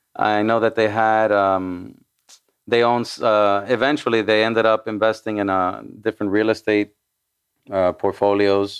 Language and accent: English; Miami, Florida, United States; first language Spanish; English is a second language; I was born in Miami, Miami, Florida.